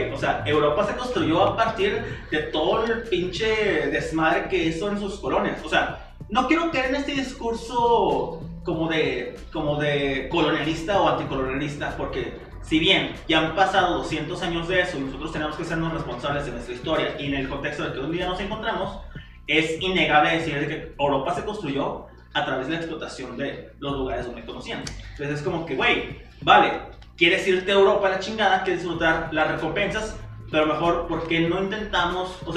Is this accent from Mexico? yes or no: yes; Mexico